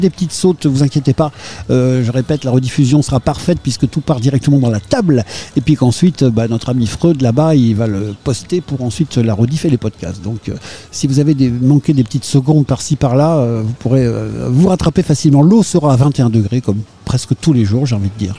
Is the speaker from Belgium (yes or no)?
no; France; nous, on est français